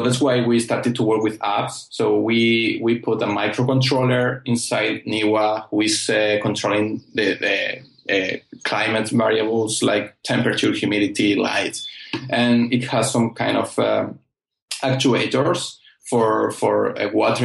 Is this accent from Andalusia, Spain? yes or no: yes; Almería, Andalusia, Spain; I'm from Almeria, and this is one of the main vegetable producer in the world, actually. And we are known in Europe for our quality